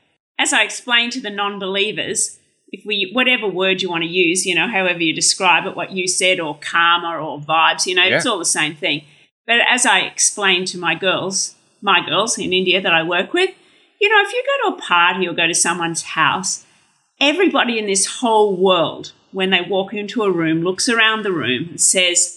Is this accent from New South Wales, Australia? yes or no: no; Brisbane, Queensland, Australia; I grew up in Brisbane